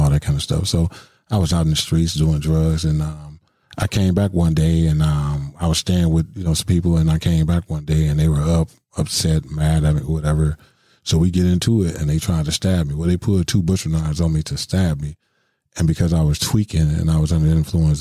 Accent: Milwaukee, Wisconsin, United States; born or raised there

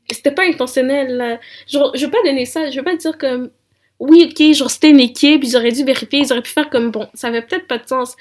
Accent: Rwanda; je suis rwandaise

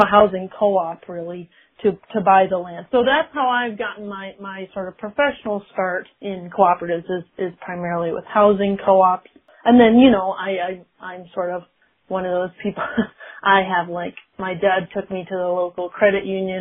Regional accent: Rochester, New York, United States; So I am from Rochester, New York, born and raised. I live there now

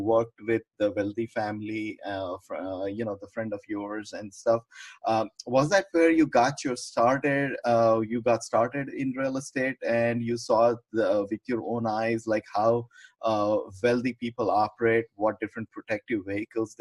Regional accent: India; now in United States; I came from India

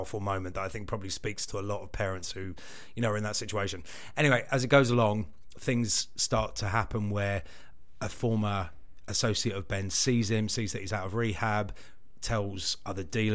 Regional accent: United Kingdom; We're British.

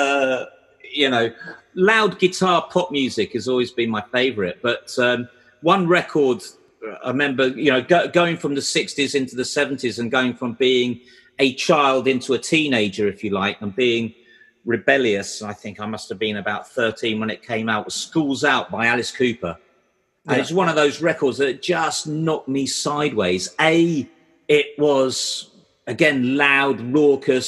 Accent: Canterbury, South East England, United Kingdom; I grew up in Canterbury and nobody ever came to Canterbury.

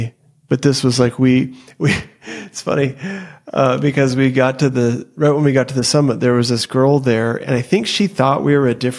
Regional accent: Oklahoma, United States; we're from Oklahoma.

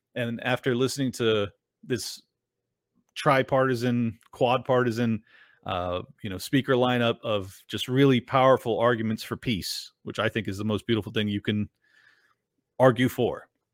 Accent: Miami, Florida, United States; I'm from Miami

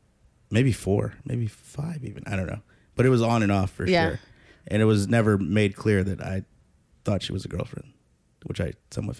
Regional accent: Chicago, Illinois, United States; I think being from the Midwest, I'm from the Midwest. I'm from Chicago specifically. We count somewhat as the Midwest.

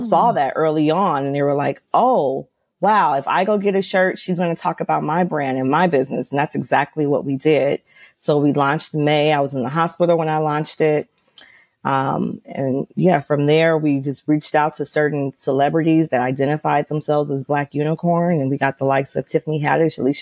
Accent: Los Angeles, California, United States; I'm from Los Angeles.

